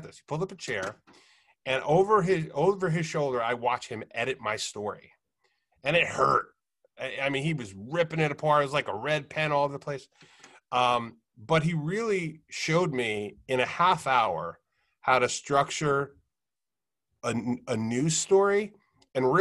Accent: New Jersey, United States; see them play in my home state

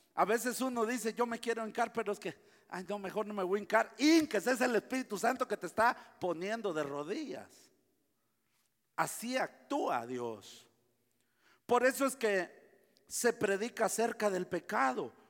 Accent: Guatemala; yo soy guatemalteco

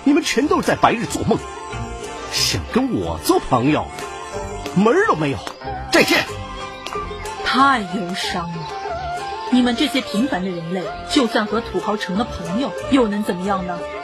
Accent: China; 因为毕竟我们中国人是第一个登上月球的啊

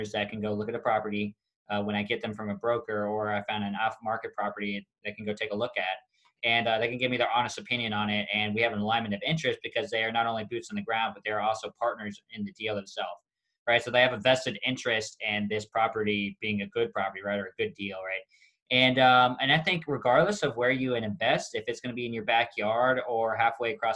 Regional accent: Kansas City, United States; moved away; I'm from Kansas City originally

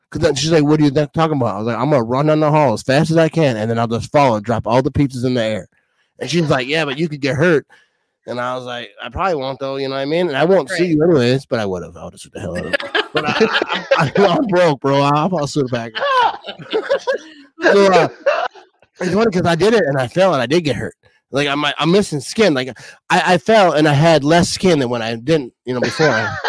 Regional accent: Wisconsin, United States; because I'm from Wisconsin

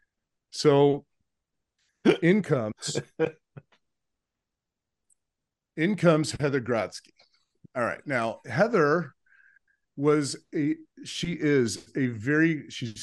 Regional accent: Phoenix, Arizona, United States; moved away as an adult; also born or lived in Minnesota; coming to Pillsbury, I was right from Phoenix, Arizona

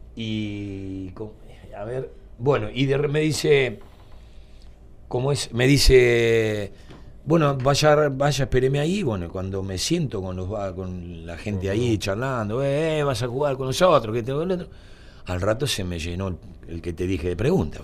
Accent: Mar del Plata, Buenos Aires Province, Argentina; yo nací y tuve meses en Cerrito 66. Cerrito y Juan B. Justo.

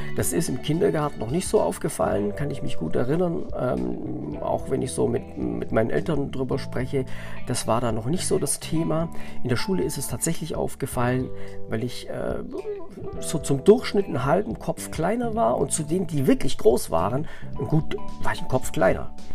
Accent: Southern Germany, Germany; bei uns in Süddeutschland, in so einem äh, Dorf

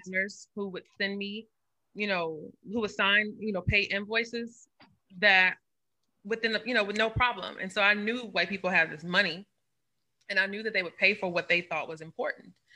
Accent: St. Louis, Missouri, United States; I'm from St. Louis. We call it crab ragoon.

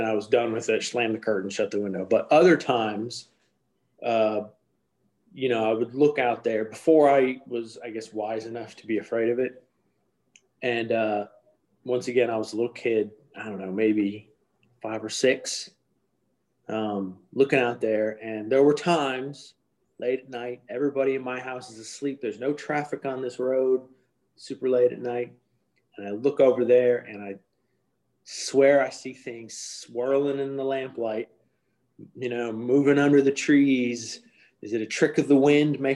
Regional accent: Midwest, United States; I grew up in the Midwest

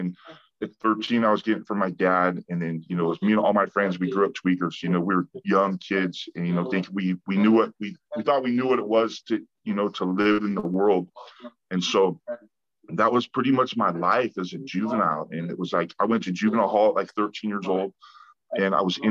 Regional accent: San Diego, California, United States; I grew up in Ocean Beach, California. You know, it's a little area in San Diego, Southern California.

